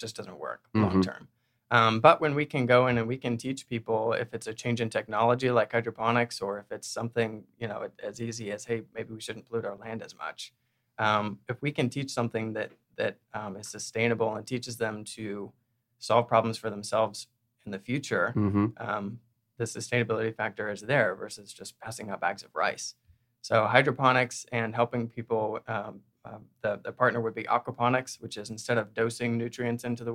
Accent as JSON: {"language": "English", "region": "Kansas", "country": "United States", "tie": "born or raised there", "moved": "yes", "lives_now": "Chattanooga, United States", "said": "I've spent 5 years growing up in Kansas"}